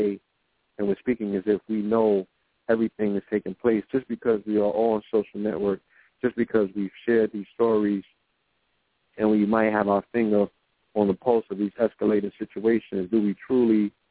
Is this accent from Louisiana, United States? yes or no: no; New York, United States; I'm from New York.